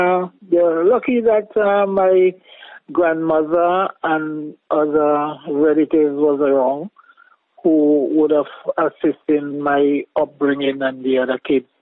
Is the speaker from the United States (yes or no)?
no; Hopewell, St. Vincent & Grenadines; Grew up in a village you call Hopewell. That is just below Richland Park.